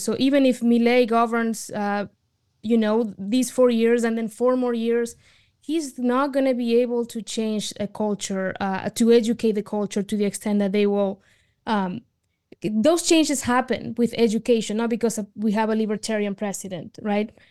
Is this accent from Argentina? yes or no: yes; Argentina; now in United States; I immigrated to the United States from Argentina